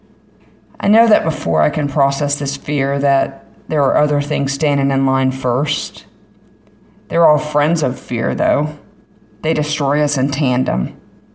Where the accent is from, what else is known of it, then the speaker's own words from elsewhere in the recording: Florida, United States; I'm from Florida